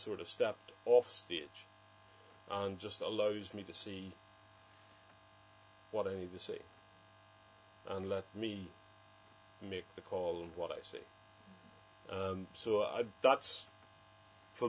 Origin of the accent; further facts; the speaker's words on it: Enniskillen, Northern Ireland, United Kingdom; Enniskillen, when I was growing up there, was quite a nice place to grow up.